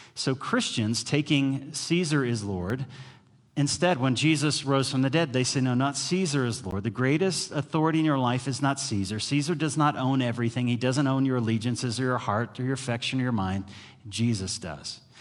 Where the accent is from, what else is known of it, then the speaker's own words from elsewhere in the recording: United States; as an American